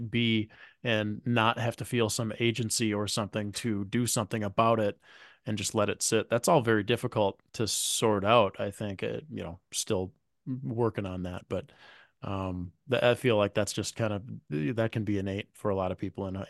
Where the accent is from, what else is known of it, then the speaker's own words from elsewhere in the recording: Midwest, United States; We're from the Midwest, so our hard questions are pretty easy.